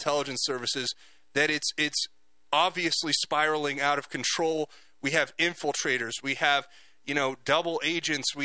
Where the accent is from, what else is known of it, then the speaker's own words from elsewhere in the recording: United States; American citizens